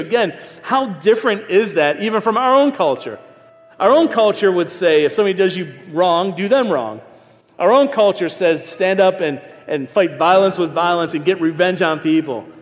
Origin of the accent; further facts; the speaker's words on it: Niagara Falls, New York, United States; also born or lived in Philadelphia / Ohio; now in Raleigh, United States; been here 19 years, but I'm born and raised in Niagara Falls